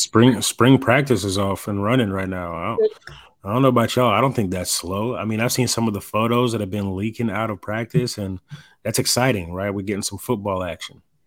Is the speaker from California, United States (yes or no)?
no; Dallas, Texas, United States; I'm watching the Dallas Cowboys growing up in Dallas